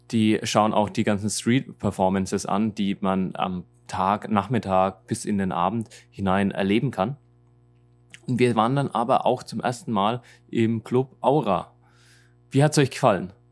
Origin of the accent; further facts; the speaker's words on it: Germany; von uns in Deutschland